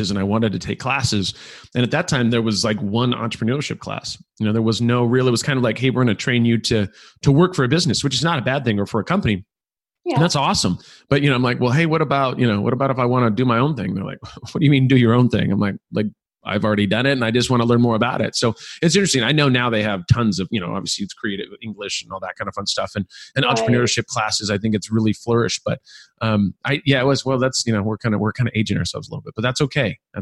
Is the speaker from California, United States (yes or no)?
yes; California, United States; I'm from California